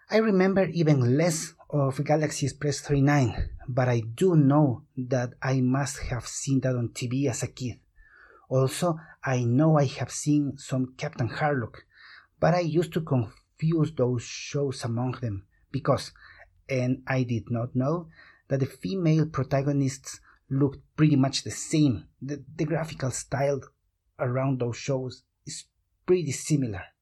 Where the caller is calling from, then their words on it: Quito, Pichincha, Ecuador; I am talking from Quito, Ecuador.